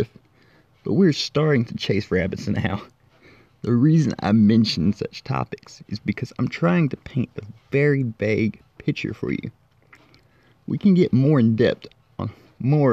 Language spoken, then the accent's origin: English; Corinth, Mississippi, United States; I was born and raised in Corinth, Mississippi